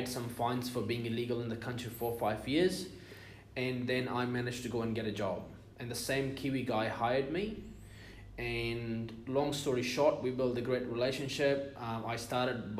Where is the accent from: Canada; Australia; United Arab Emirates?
United Arab Emirates; So I'm from the UAE, which is United Arab Emirates. My parents immigrated from Iran to the UAE in the 60s. I was born and raised there.